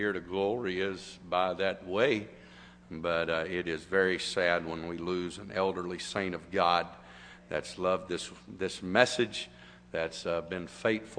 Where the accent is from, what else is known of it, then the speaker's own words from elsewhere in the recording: United States; I am an American still today.